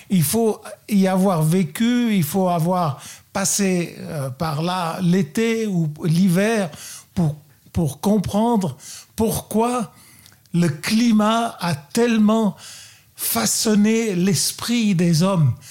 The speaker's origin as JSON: {"language": "French", "country": "Luxembourg", "tie": "born or raised there", "also_born_or_lived": "Burgundy, France", "moved": "yes", "lives_now": "Vallée de Joux, Switzerland", "said": "Je suis né au Luxembourg."}